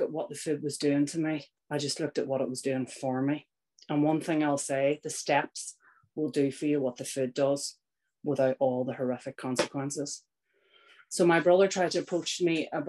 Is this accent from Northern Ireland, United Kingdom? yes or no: yes; Northern Ireland, United Kingdom; I was born in Northern Ireland. I grew up.